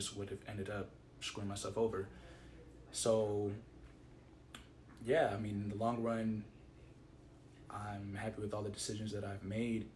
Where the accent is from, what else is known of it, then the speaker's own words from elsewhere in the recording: Nigeria; we're Nigerian